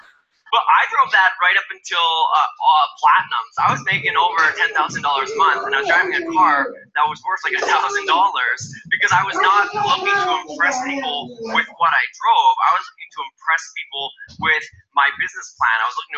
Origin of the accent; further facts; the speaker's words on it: Canada; I'm Canadian, so I started building before Canada was launched as an official market.